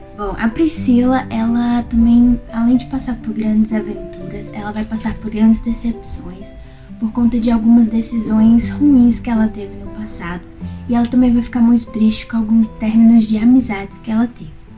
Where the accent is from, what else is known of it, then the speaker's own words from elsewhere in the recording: Brazil; sou brasileira e tenho 14 anos